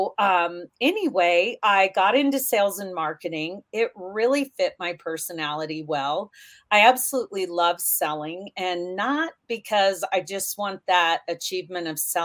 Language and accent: English; Kansas, United States; also born or lived in Nebraska; I was born in Kansas, but grew up back and forth between Kansas and Nebraska.